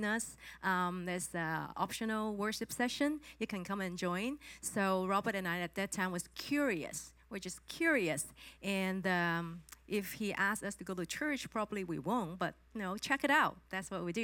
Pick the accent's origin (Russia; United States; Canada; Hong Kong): Hong Kong; moved away; I'm from Hong Kong